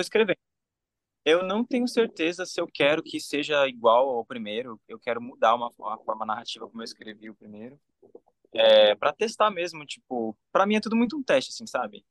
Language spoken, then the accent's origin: Portuguese; Brazil; moved away as an adult; só por ter crescido no Brasil